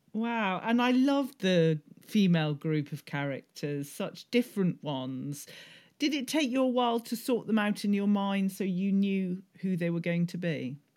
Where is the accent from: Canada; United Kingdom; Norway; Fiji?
United Kingdom; being British